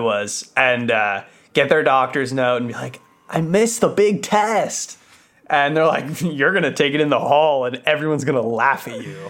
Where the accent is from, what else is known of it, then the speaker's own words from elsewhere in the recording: Los Angeles, California, United States; also born or lived in San Diego; I was born here